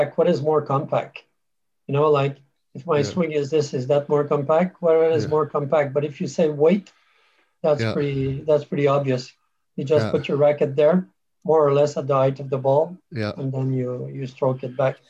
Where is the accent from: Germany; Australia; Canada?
Canada; moved away as an adult; now in United Kingdom; I come from, I'm a Canadian, so I moved to UK in 2007